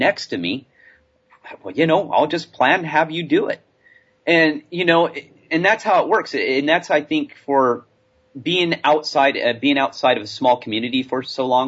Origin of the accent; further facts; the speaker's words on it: California, United States; moved away; I'm from California.